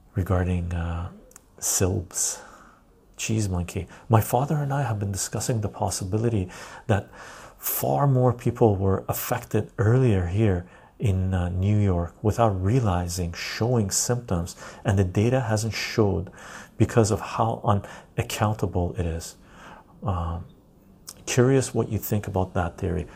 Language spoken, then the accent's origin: English; West Coast Canada, Canada; I live in Canada. Um, West Coast Canadian.